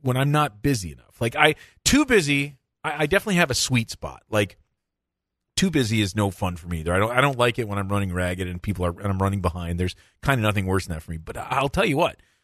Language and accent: English; Michigan, United States; being from Michigan